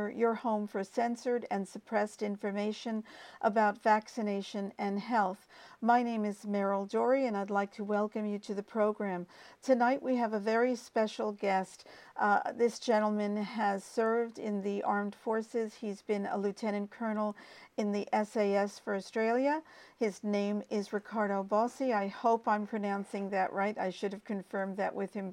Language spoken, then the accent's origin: English; United States; I'm American